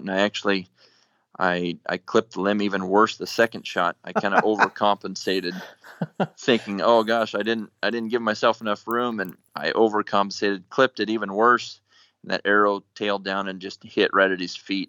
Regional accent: Nebraska, United States; moved away as an adult; now in Colorado, United States; I grew up in Nebraska, so whitetail was really, you know, I guess the extent of what I hunted up until I moved to Colorado, um, after college

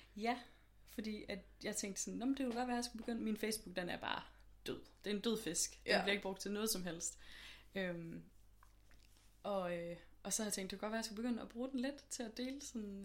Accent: Aarhus, Central Denmark Region, Denmark; moved away as an adult; now in Copenhagen, Denmark; jeg er sådan lidt fra Aarhus mest af alt. Øhm, mm. Men bor herovre i København nu.

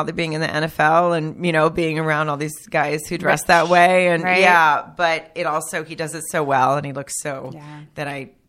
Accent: Germany; born there; Well, I was born in Germany, but I'm really – actually, my dad's Italian. So I was only born there.

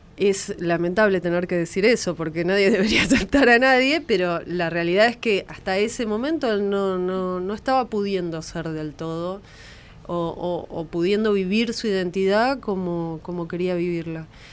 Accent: La Plata, Buenos Aires Province, Argentina; Somos de La Plata, sí. Del Hospital de Niños eh, Ludovica de La Plata. Y la verdad es que es un lugar de referencia médico para mí y para mi familia, y ahí se atendieron mis hermanos, me atendí yo

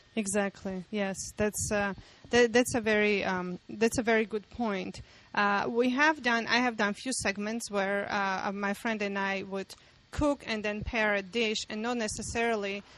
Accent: Armenia; I'm from Armenia

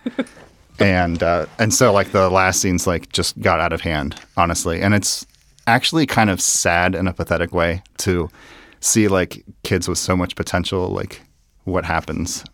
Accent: Dayton, Ohio, United States; I'm actually from Dayton and, uh, lived in Dayton since I was in kindergarten.

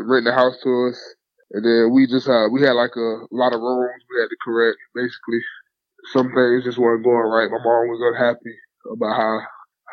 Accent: Fort Lauderdale, Florida, United States; I grew up in Fort Lauderdale, Florida, in like a little hood called Sunland Park. Spent most of my whole life there, but we moved around a couple times

